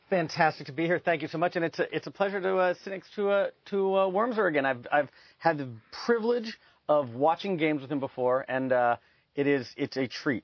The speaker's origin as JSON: {"language": "English", "town": "Cleveland", "region": "Ohio", "country": "United States", "tie": "born or raised there", "also_born_or_lived": "Tacoma, Washington", "said": "Then we moved to Cleveland. So I've grown up. I grew up in Cleveland"}